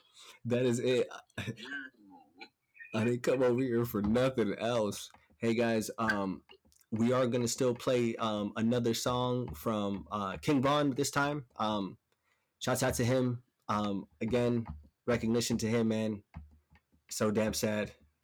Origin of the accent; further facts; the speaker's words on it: Stockholm, Stockholm County, Sweden; moved away; because I came from Stockholm, Sweden prior to. I didn't understand anything on the fucking walls. I didn't understand what anyone was saying.